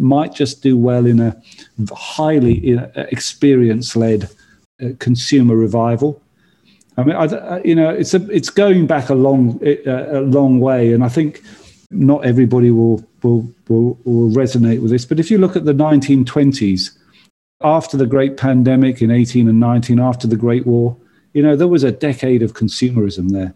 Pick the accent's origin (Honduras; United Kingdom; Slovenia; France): United Kingdom; now in United States; As a Brit living in America